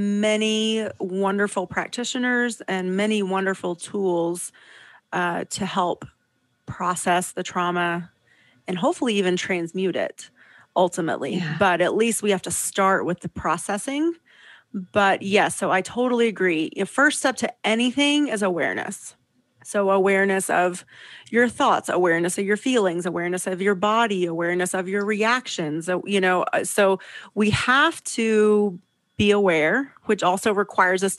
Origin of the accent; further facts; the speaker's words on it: Southeast, United States; now in Lake Tahoe, California, United States; I grew up in the Southeast.